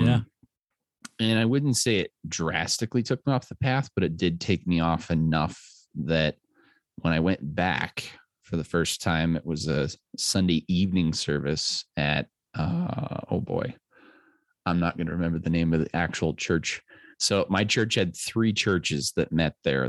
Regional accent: Littleton, Colorado, United States; I grew up in Littleton

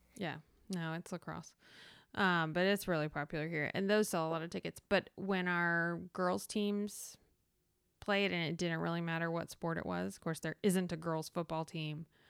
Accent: the South, United States; I'm from the South

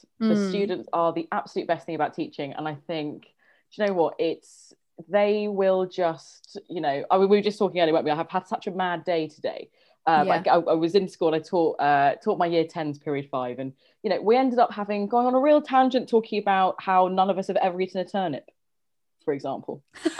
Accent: London, United Kingdom; I grew up in Northwest London, like many of us did.

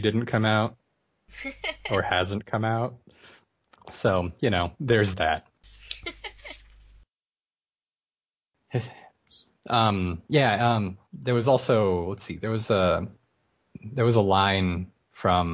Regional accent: Washington, United States; I live in Washington, or I'm from Washington

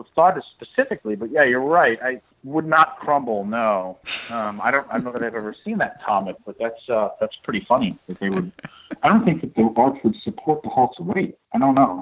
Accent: St. Louis, Missouri, United States; I'm from St. Louis, you know, the gateway to the Midwest

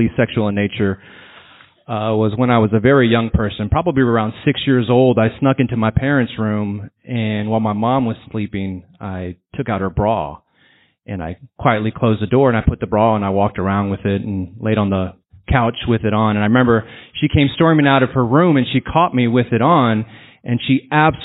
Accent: San Antonio, Texas, United States; I'm from San Antonio

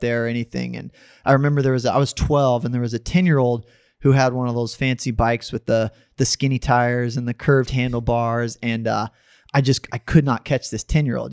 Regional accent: Dallas, Texas, United States; also born or lived in Austin, Texas; now in San Antonio, United States; I grew up mostly in Texas.

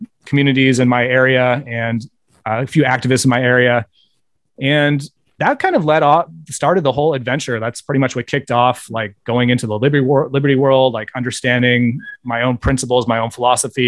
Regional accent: Bay Area, California, United States; I grew up in the Bay Area

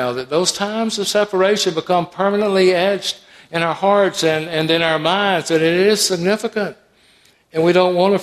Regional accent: Atlanta, Georgia, United States; I grew up in Atlanta

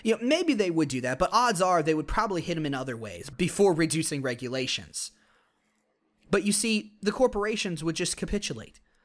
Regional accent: United States; our heritage as Americans

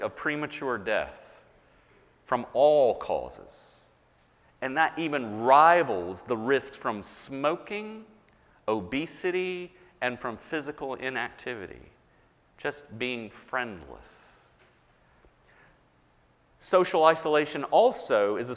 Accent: the South, United States; I was born and raised in the South. I am a Southerner

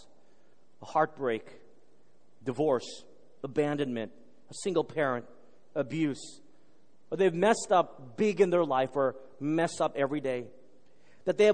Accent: Texas, United States; I grew up in Texas

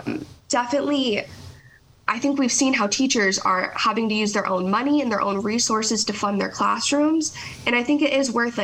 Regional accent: Florida, United States; my home state of Florida

